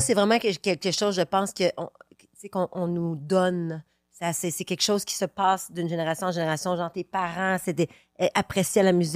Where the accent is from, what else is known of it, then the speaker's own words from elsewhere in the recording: Quebec City, Quebec, Canada; je viens de Québec